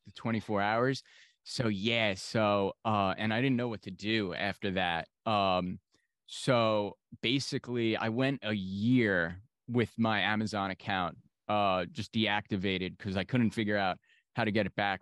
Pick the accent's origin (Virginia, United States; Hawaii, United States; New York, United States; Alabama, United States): New York, United States; I'm from New York.